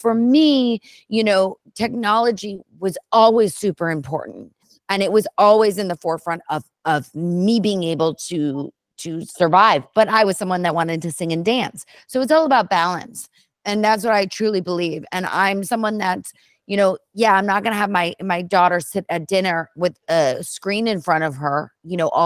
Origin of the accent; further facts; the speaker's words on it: Bay Area, California, United States; I grew up in the Bay Area